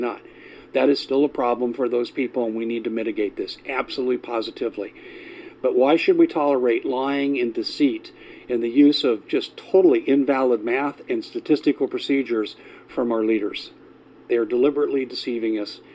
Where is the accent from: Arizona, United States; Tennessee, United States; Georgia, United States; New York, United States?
Arizona, United States; my home state, Arizona